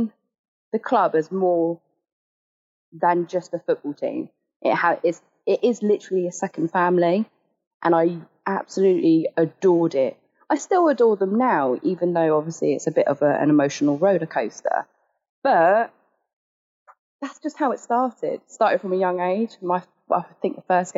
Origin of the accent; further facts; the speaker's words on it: Eastleigh, South East England, United Kingdom; I'm from Eastleigh